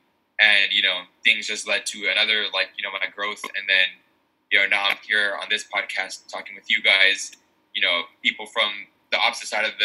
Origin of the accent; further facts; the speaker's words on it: near Sacramento, California, United States; because of my hometown roots, because I live very close to Sacramento.